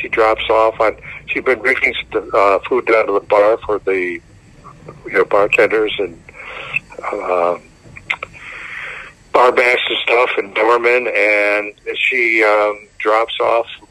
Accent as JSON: {"language": "English", "town": "Downers Grove", "region": "Illinois", "country": "United States", "tie": "born or raised there", "said": "I grew up in Downers Grove"}